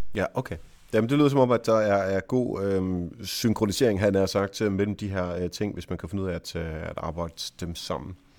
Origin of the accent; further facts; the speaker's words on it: Jutland, Denmark; jeg er jo jyde